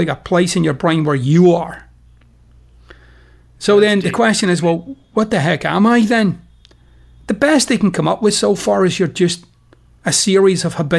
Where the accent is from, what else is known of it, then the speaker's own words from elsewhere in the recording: Scotland, United Kingdom; You know, I'm Scottish. I'm particularly dour, actually, as a human being, I would say.